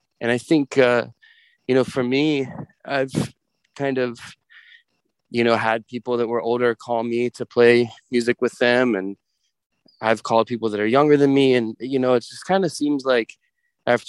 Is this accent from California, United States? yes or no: no; Cincinnati, Ohio, United States; moved away as an adult; also born or lived in New York / Boston; now in Chicago, United States; I grew up in Cincinnati, Ohio